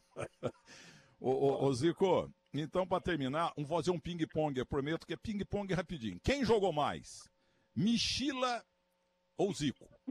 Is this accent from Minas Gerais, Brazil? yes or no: yes; south of Minas Gerais, Brazil; lá na minha terra, no sul de Minas